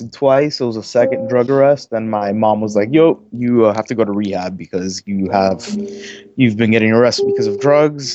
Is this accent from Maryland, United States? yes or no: no; Miami, Florida, United States; I'm from Miami, Florida